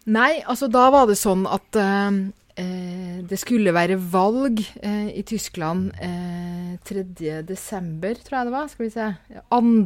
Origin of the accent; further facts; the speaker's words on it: Norway; som nordmann